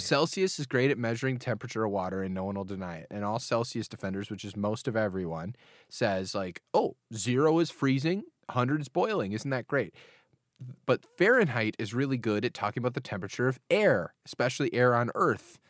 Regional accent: United States

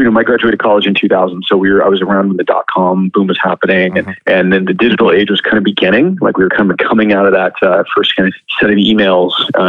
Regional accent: Southern California, United States; moved away as an adult; now in Canada; I grew up in Southern California

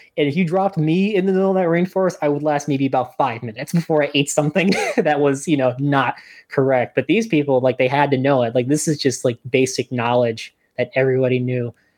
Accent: New Jersey, United States; now in Albany, United States; I'm originally from New Jersey

